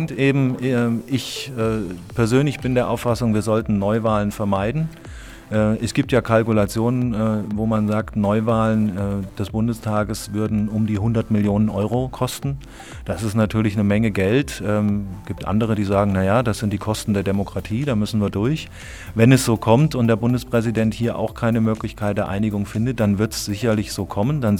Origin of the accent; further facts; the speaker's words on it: Petersberg, Hesse, Germany; Denn ich bin ein Petersberger Bub, ich bin in Fulda geboren, ich bin hier in Petersberg aufgewachsen, ich kenne natürlich auch die Schule hier, ich kenne die Umgebung